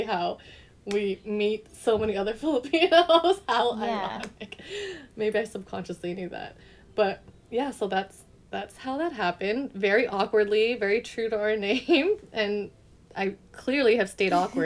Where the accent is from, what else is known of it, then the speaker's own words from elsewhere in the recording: Pasadena, California, United States; also born or lived in Las Vegas, Nevada; Grew up in the San Gabriel Valley area, but mainly, like, I would say Pasadena-ish too